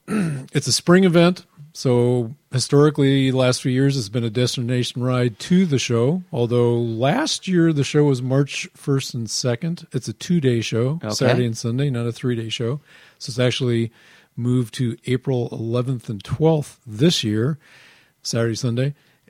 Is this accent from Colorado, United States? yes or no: no; Seattle, Washington, United States; I was born in Ballard. I have roots to the Seattle Center.